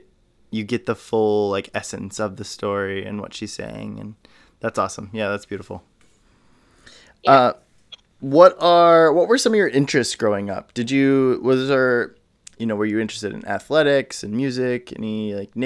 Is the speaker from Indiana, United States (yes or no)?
yes; Indiana, United States; grew up in a small town as well in Indiana